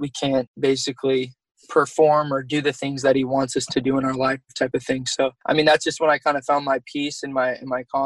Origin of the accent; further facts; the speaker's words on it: Sacramento, California, United States; moved away as an adult; also born or lived in Oregon; being from Sacramento, because I'm originally from California